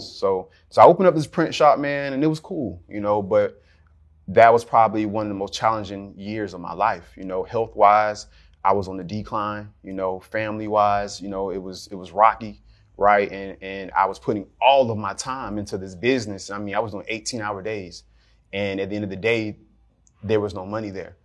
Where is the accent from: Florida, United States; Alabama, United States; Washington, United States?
Florida, United States; Jacksonville; I am from Jacksonville, Florida, also known as Duval County